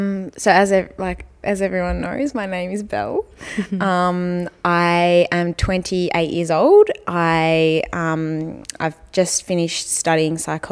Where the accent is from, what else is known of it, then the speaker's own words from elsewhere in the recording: Mount Macedon, Victoria, Australia; moved away as an adult; now in Richmond, Australia; I grew up in Mount Macedon